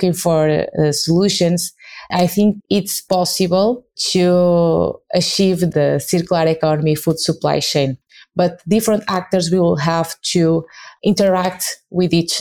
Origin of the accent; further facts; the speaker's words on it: Portugal; I'm from Portugal